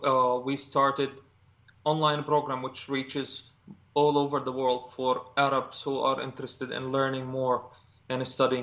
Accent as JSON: {"language": "English", "town": "Gaza", "region": "Gaza Strip", "country": "Palestine", "tie": "born or raised there", "moved": "yes", "lives_now": "Bethlehem, Palestine", "said": "I was born in Gaza, which is the other half of the country. And now I'm living in Bethlehem, the West Bank, Palestinian territory"}